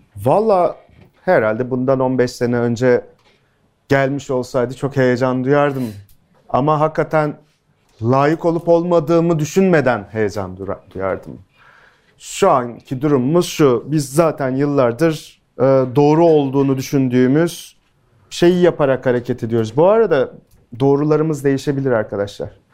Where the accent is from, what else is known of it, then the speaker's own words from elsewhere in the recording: İskenderun, Hatay, Turkey; İskenderunluyum, köken olarak Suriyeliyim.